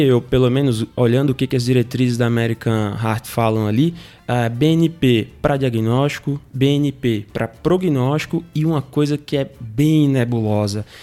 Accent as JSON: {"language": "Portuguese", "town": "Natal", "region": "Rio Grande do Norte", "country": "Brazil", "said": "eu sou de Natal, sou formado na Universidade Federal do Rio Grande do Norte, saudosa UFRN."}